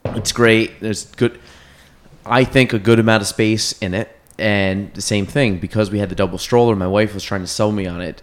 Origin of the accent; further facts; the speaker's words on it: Chazy, New York, United States; grew up in Chase